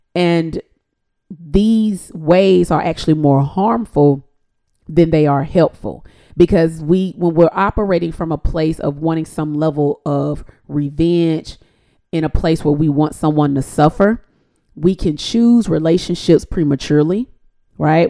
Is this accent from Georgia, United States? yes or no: yes; Decatur, Georgia, United States; also born or lived in Atlanta, Georgia; I'm actually from Atlanta. I was born in Atlanta. I was raised in Decatur, Georgia, to be exact.